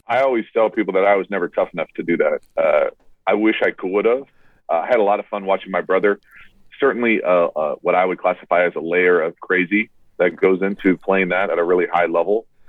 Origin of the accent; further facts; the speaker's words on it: United States; me as an American fan